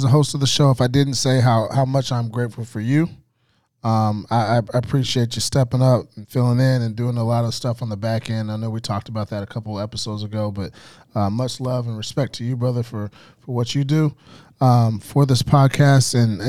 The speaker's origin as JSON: {"language": "English", "town": "Arlington", "region": "Texas", "country": "United States", "said": "I'm from Arlington"}